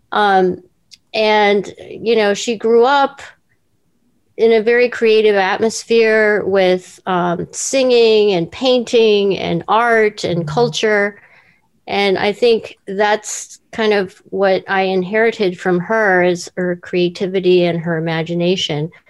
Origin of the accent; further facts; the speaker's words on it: Seoul, South Korea; born there; I was born in Seoul, Korea, and my parents had no no work.